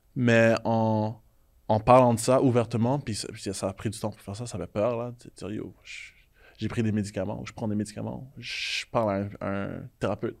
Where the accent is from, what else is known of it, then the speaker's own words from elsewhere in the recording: Haiti; Moi, je suis haïtien